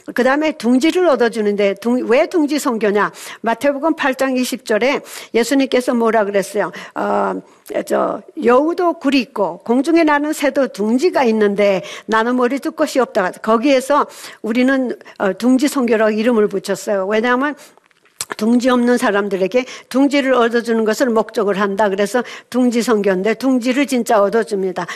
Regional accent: South Korea; moved away as an adult; now in Seattle, United States; 한국에서 어, 미국으로 35살에 1970년에 가서

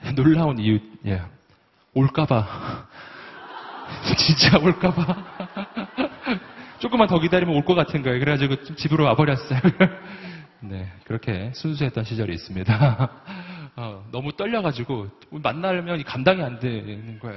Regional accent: Daegu, South Korea; 제가 대구 출신이에요

